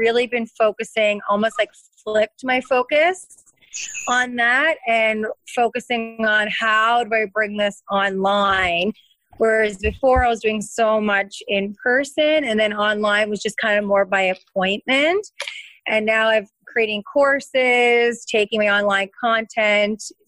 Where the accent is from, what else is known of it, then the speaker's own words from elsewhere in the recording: Lunenburg, Nova Scotia, Canada; also born or lived in Cape Breton Island, Nova Scotia / Fredericton, New Brunswick; I'm from Lunenburg, Nova Scotia